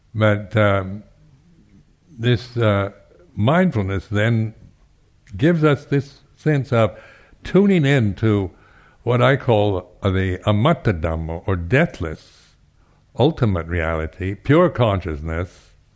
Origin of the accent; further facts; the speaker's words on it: Seattle, Washington, United States; now in United Kingdom; I was from the West Coast, the United States, from Seattle